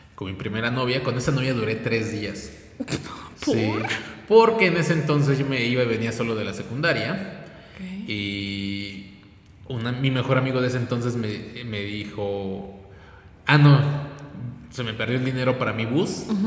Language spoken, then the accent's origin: Spanish; Puebla, Mexico; Soy poblano, nací aquí, vivo aquí